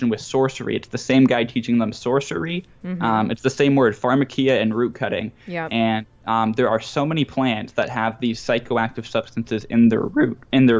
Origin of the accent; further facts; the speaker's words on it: Canada; I'm Canadian